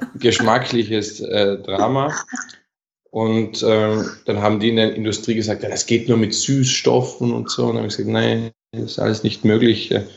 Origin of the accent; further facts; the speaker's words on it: Bregenzerwald, Vorarlberg, Austria; bei uns im Bregenzer Wald, wo ich herkomme